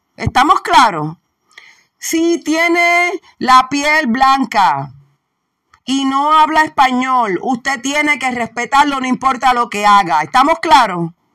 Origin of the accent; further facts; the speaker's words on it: Puerto Rico; Somos puertorriqueños, borinqueños, boricuas. Somos boris.